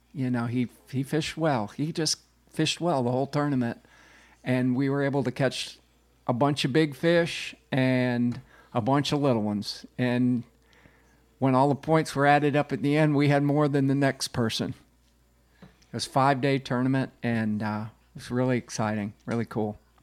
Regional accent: Tampa, Florida, United States; I grew up in Tampa

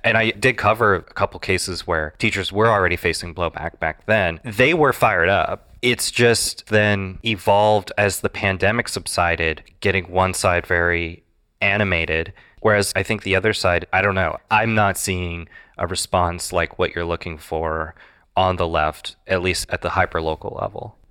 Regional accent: Iowa, United States; Iowa, my home state

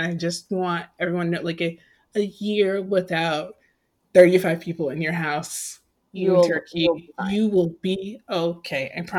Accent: United States

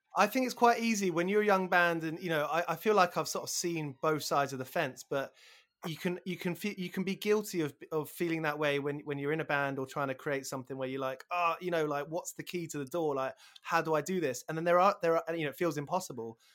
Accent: Aylesbury, South East England, United Kingdom; moved away; also born or lived in Burko; growing up around Aylesbury before moving to Burko

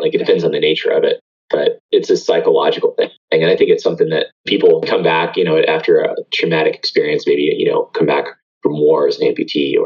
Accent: Atlanta, Georgia, United States; I grew up here locally in Atlanta

